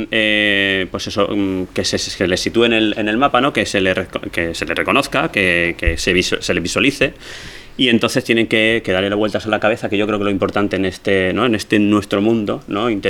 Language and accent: Spanish; Ibi, Valencian Community, Spain; also born or lived in Alicante; Yo soy de Ibi, de un pueblecito pequeño.